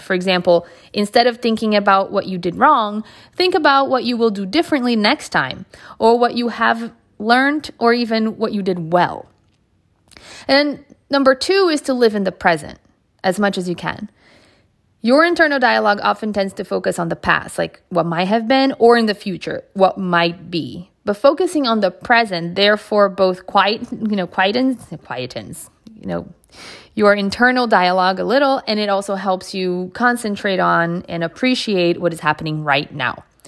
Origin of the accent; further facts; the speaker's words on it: Bethesda, Maryland, United States; I had the privilege of growing up in the Bethesda Potomac area in Maryland